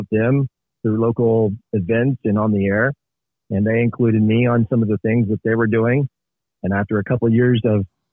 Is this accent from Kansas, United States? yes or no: yes; Northeast Kansas, United States; I started as a young lad in Northeast Kansas